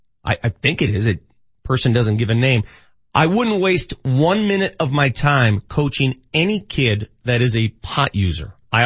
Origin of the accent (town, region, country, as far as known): Colorado, United States; born or raised there